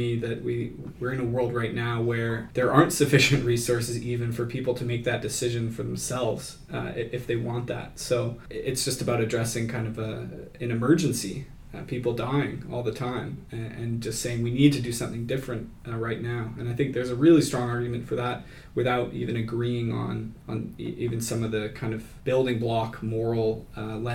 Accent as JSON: {"language": "English", "region": "Kansas", "country": "United States", "tie": "born or raised there", "said": "Yeah, I grew up in Kansas"}